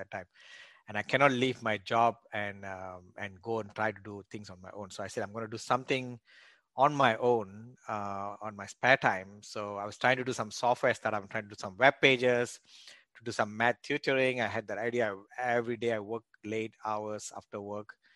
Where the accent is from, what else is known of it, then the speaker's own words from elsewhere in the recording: Malaysia; moved away as an adult; also born or lived in Australia; now in United States; I was born and raised in Malaysia